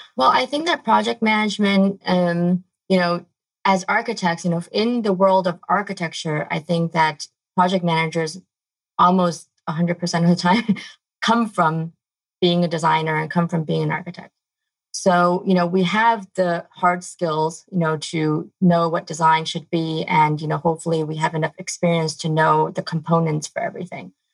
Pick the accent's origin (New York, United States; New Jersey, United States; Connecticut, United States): New York, United States; moved away; I grew up in New York.